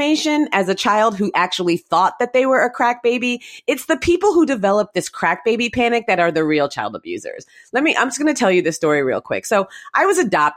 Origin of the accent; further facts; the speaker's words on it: Mountain View, California, United States; I was born in Mountain View, California, and I live kind of close to Mountain View, California now.